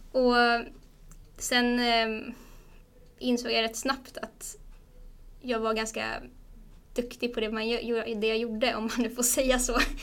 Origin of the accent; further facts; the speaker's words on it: Stockholm, Stockholm County, Sweden; moved away as an adult; also born or lived in Umeå; jag är från Stockholm men ville flytta därifrån